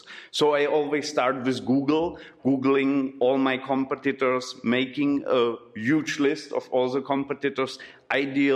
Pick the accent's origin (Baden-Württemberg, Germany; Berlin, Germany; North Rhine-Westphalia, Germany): Berlin, Germany; English is a second language; moved away as an adult; also born or lived in Czech Republic; now in Brno, Czech Republic; I'm coming from Berlin, and I'm here from 2007 in the Czech Republic